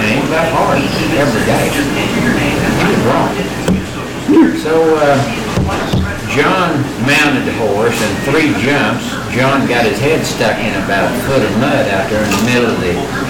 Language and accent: English; Shidler, Oklahoma, United States; Growing up in Shidler here. Well, I was born right down here on Main Street, just 2 blocks away. I was born there in 1953